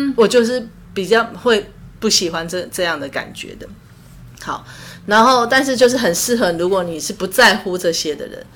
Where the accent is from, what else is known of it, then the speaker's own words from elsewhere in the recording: Taiwan; 我们台湾人